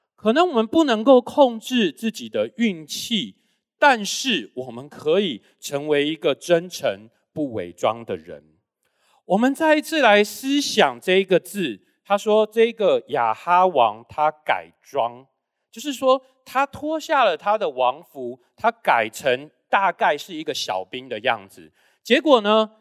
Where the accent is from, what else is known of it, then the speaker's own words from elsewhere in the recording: Taiwan; 刚刚有介绍我是在台湾出生，那我小时候都是在台湾长大